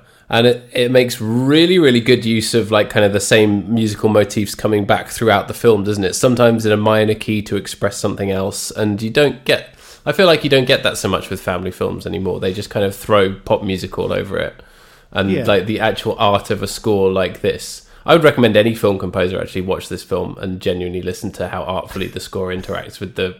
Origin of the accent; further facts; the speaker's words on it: England, United Kingdom; Because I say St. Bernard because yes. I am English.